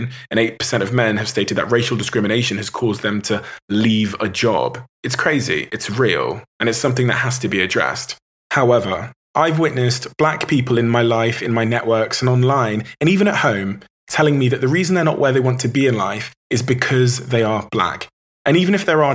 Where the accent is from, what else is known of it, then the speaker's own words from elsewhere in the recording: Plymouth, South West England, United Kingdom; my hometown in Plymouth